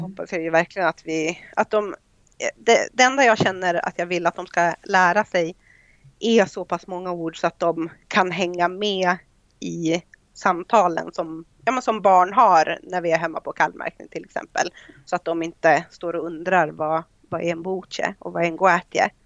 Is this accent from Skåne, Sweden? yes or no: no; Idre, Dalarna County, Sweden; moved away as an adult; also born or lived in Germany; now in Ireland; jag kommer från Idre sameby